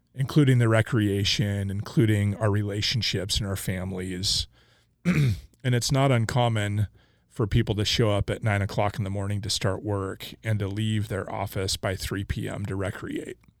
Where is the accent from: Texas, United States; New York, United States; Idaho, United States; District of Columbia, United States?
Idaho, United States; Coeur d'Alene; now in Boise, United States; I grew up in Coeur d'Alene, Idaho